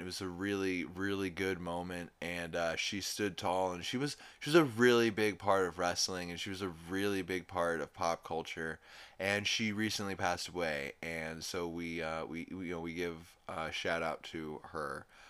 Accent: New Orleans, Louisiana, United States; I'm from New Orleans

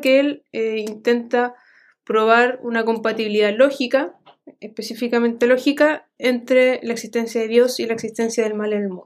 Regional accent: Santiago, Santiago Metropolitan Region, Chile; como soy de Santiago

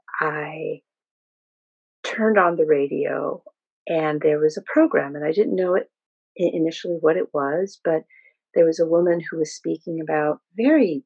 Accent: Peru; born in Peru

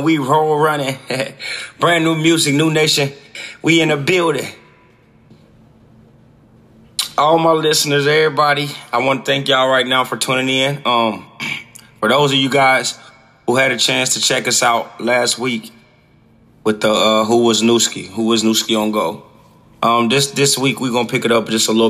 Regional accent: Dayton, Ohio, United States; I grew up in Dayton, Ohio, on Catawba, 1910 was my address to be exact

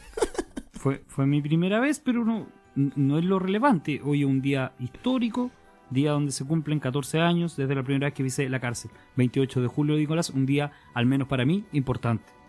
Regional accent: Santa Cruz, O'Higgins, Chile; Yo, como ciudadano de provincia, de la comuna de Santa Cruz, de la sexta región

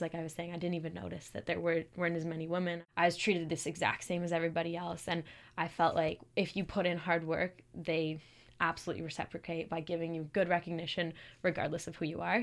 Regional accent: Calgary, Alberta, Canada; moved away as an adult; now in Kingston, Canada; I'm from Calgary

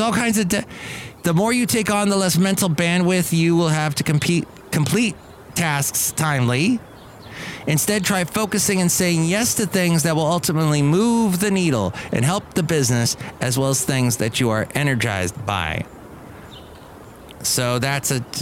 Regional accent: California, United States; also born or lived in Alabama; I grew up in California

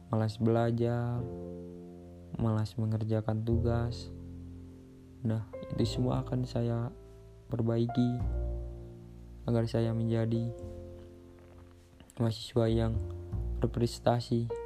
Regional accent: Temanggung, Central Java, Indonesia; Asal saya dari Kabupaten Temanggung, Jawa Tengah

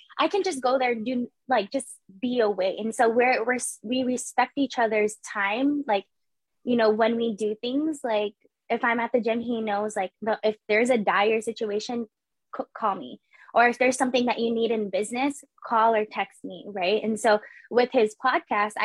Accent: San Jose, California, United States; I was born and raised in San Jose

